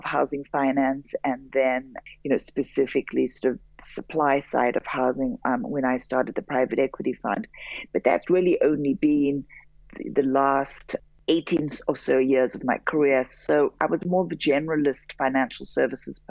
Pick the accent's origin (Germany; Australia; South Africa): South Africa; Johannesburg, Gauteng; moved away as an adult; also born or lived in Europe / United States; I grew up in Johannesburg. I'm very proudly South African